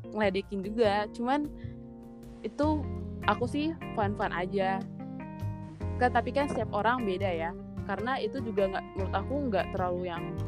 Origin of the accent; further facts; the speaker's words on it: Jakarta, Indonesia; aku kan dari Jakarta yang ngomongnya ya kayak gini